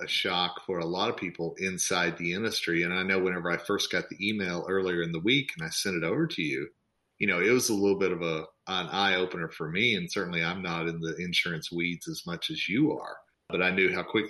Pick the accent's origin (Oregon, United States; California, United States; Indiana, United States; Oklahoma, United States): Oklahoma, United States; born and raised in Oklahoma